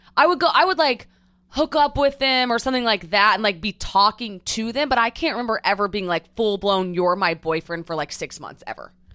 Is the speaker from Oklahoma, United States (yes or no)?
yes; Edmond, Oklahoma, United States; moved away as an adult; also born or lived in Newport Beach; Born, raised Oklahoma City, Edmond, Oklahoma